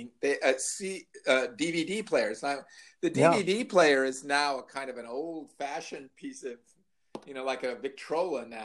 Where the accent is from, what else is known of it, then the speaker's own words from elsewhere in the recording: Libertyville, Illinois, United States; growing up in Libertyville